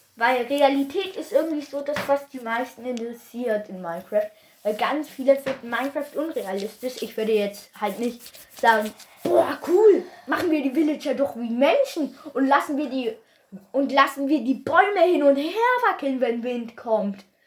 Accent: Bavaria, Germany; Ich komme nur aus Bayern

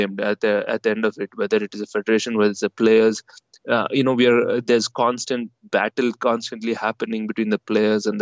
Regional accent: India; us as Indian players

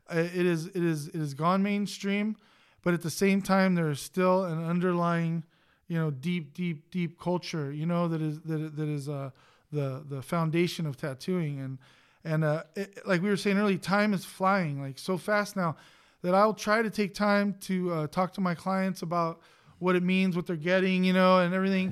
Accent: Los Angeles, California, United States; I grew up in East L

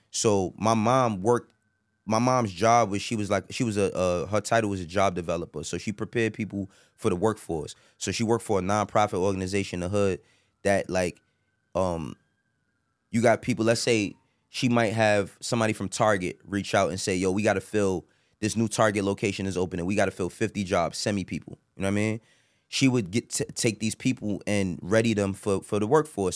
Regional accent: New York City, New York, United States; I'm from Harlem

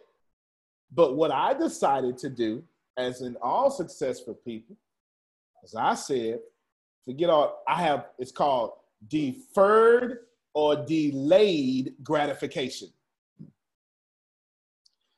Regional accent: Galveston, Texas, United States; I'm still from Galveston

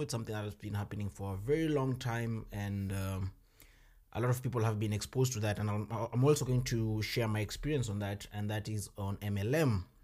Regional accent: Kenya; moved away as an adult; now in Germany; I come from Kenya

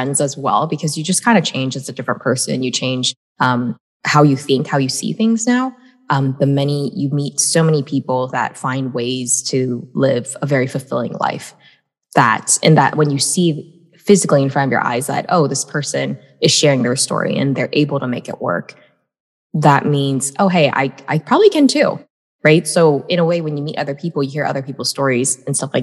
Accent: United States; I was born in America

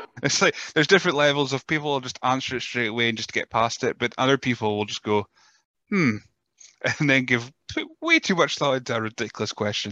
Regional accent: Scotland, United Kingdom; as a Scotsman, it's your name we can't say. We just can't say your name, which is unfortunate. It's the accent. It's the R. We try to roll the R's too much.

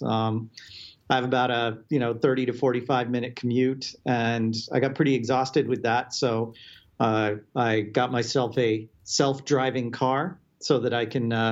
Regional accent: Palo Alto, California, United States; I'm actually a Silicon Valley native. I'm currently based out of our California office at Citrix, but I grew up in the area, grew up in Palo Alto

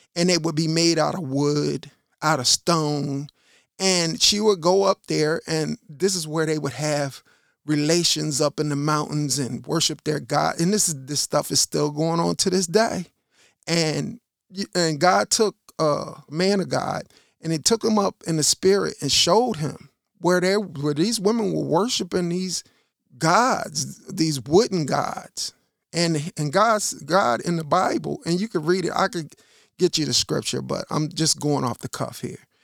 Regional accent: Chicago, Illinois, United States; I'm from Chicago.

